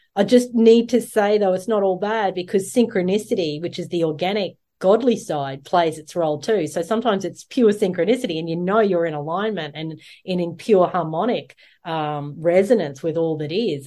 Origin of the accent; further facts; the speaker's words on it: Australia; the Australians, uh, our in, original people